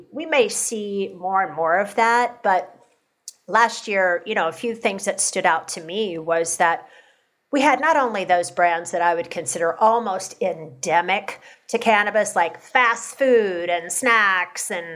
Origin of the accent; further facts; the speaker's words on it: Kentucky, United States; my home state of Kentucky